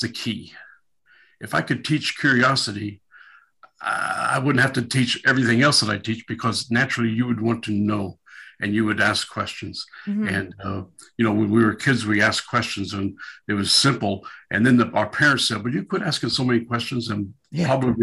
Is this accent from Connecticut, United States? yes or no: no; Southern California, United States; moved away as an adult; also born or lived in Midwest / Southeast Missouri; I was raised in Southern California, but I would never live there again. But I left there to come back to the Midwest